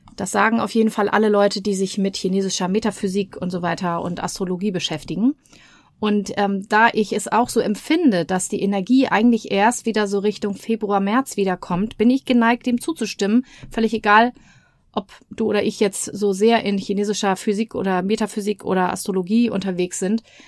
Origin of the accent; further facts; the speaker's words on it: Germany; now in Hamburg, Germany; bei uns in Deutschland